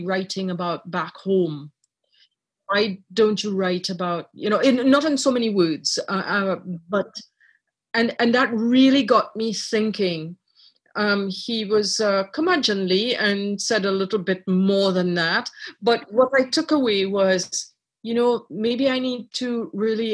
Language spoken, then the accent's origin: English; Trinidad & Tobago; also born or lived in Ireland; now in Canada; I was born in Ireland. I grew up in Trinidad.